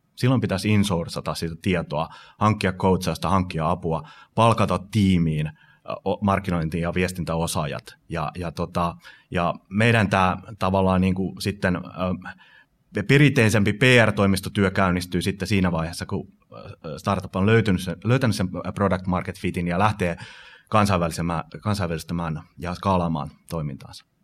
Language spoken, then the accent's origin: Finnish; Finland; moved away; also born or lived in United States; mä muutin Yhdysvalloista takaisin Suomen 2006